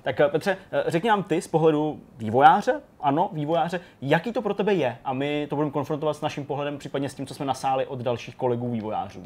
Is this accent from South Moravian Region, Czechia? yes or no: no; Janovice nad Úhlavou, Plzeň Region, Czechia; když jsem byl malej a bydleli jsme v Janucích nad Úhlavou